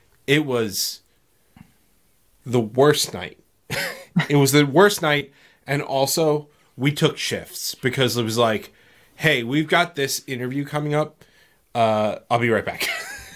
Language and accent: English; New York, United States; We're from New York